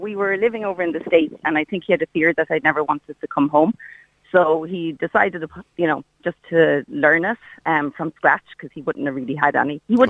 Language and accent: English; Tipperary, Munster, Ireland; now in Galway, Ireland; I'm from Tipperary